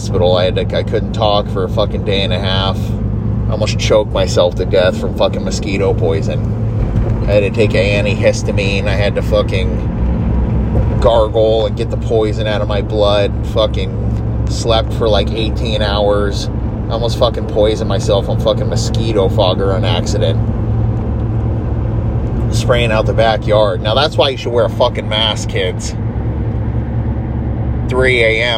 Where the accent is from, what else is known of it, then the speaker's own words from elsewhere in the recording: Tampa, Florida, United States; I was from Tampa